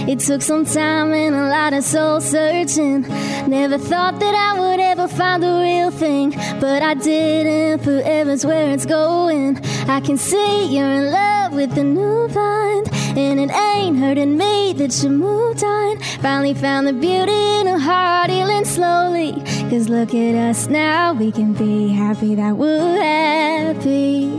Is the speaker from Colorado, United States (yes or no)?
no; Greensboro, North Carolina, United States; now in Nashville, United States; I grew up in Greensboro, North Carolina.